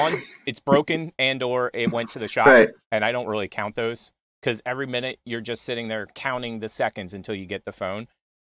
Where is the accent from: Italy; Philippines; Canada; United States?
Italy; English is a second language